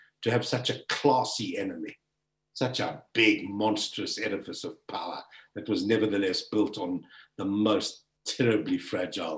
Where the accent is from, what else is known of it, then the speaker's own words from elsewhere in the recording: South Africa; I was born and bred in South Africa.